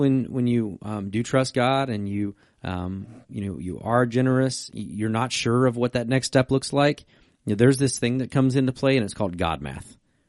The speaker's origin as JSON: {"language": "English", "region": "Virginia", "country": "United States", "tie": "born or raised there", "said": "I grew up in Virginia."}